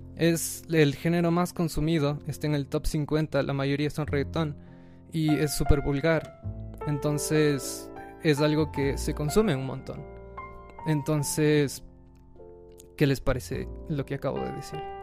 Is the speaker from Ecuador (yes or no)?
yes; Ecuador; Nosotros como ecuatorianos